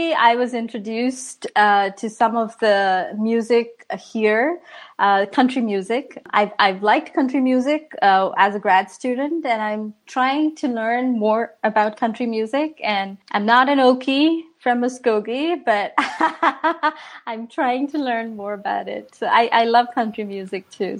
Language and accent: English; India; now in Washington, DC area, United States; We watched this growing up in India